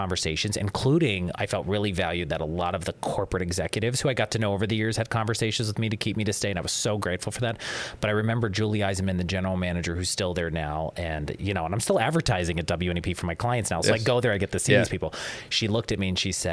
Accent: Johnstown, Pennsylvania, United States; moved away as an adult; now in Northeastern Pennsylvania, United States; I'm originally from Johnstown, Pennsylvania

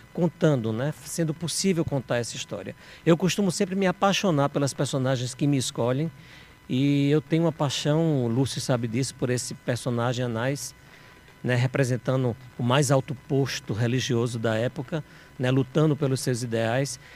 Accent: João Pessoa, Paraíba, Brazil; moved away; also born or lived in Recife, Pernambuco; Paraibano com muito orgulho

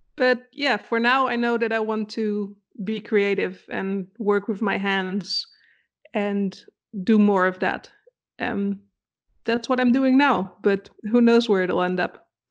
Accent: Netherlands; English is a second language; moved away as an adult; also born or lived in Denmark; now in Germany; technically I'm from the Netherlands

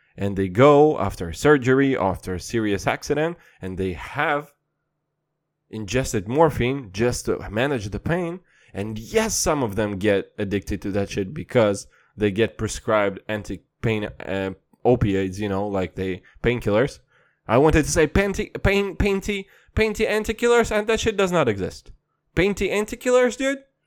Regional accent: Kazakhstan; I'm from Kazakhstan

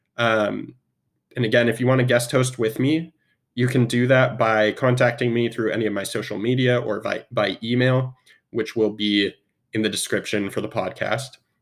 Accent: Spokane, Washington, United States; also born or lived in Seattle; I am from Spokane. Well, I was born in Seattle, but I moved to Spokane at a young age and was raised mostly in Spokane.

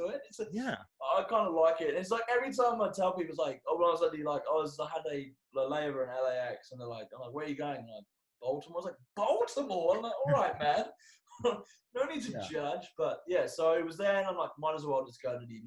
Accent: Logan, Queensland, Australia; accent: Australian; also born or lived in Slough, England; I'm from Logan, Australia. So I'm from in between Brisbane and the Gold Coast.

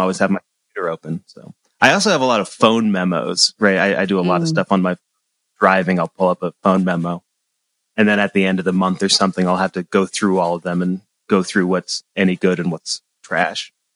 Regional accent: Central Massachusetts, United States; moved away as an adult; now in Ann Arbor, United States; I'm from Central Massachusetts

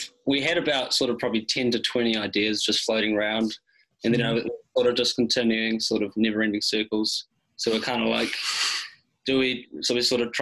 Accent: New Zealand; All from New Zealand.

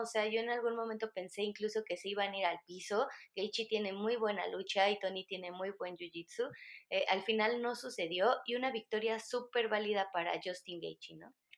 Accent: Mexico; aquí en México

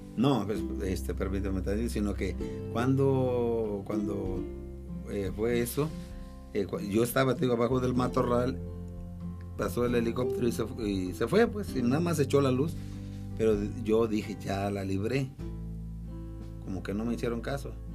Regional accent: Cuernavaca, Morelos, Mexico; moved away as an adult; also born or lived in Riverside, California; Somos de Cuernavaca

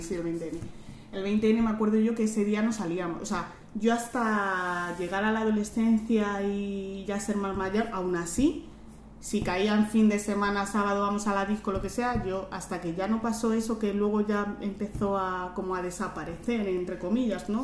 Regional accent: Madrid, Community of Madrid, Spain; yo soy de Madrid

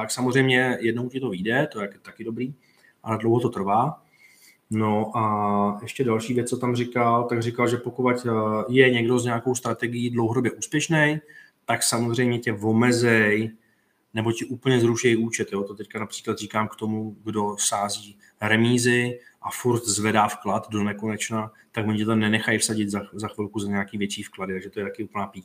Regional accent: Slovakia; Já Betáno nemůžem ani ot- otvořit, lebo jsem ze Slovenska, ale typ sport můžem, to je divné celkom.

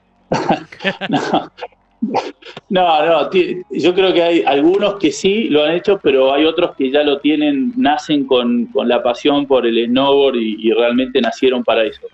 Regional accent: Villa La Angostura, Neuquén, Argentina; soy de acá, de Angostura toda la vida

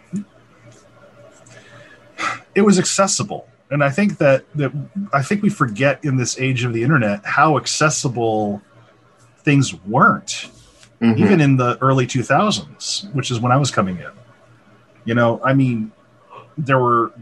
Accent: Michigan, United States; I'm from Michigan, we don't really have that as much here

